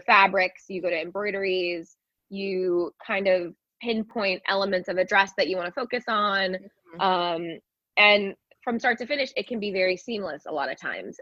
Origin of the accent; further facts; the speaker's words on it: California, United States; moved away as an adult; now in New York City, United States; i grew up in california but i've been in new york now for 15 years